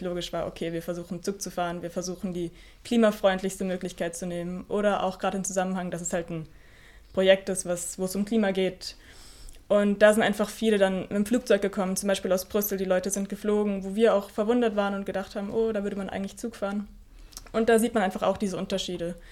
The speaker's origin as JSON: {"language": "German", "area": "near Mannheim", "region": "Baden-Württemberg", "country": "Germany", "moved": "as an adult", "lives_now": "Vorarlberg, Austria", "said": "Ich komme aus der Nähe von Mannheim"}